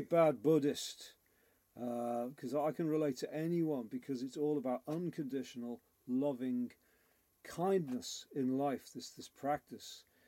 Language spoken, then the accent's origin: English; Liverpool, North West England, United Kingdom; moved away; I grew up in Liverpool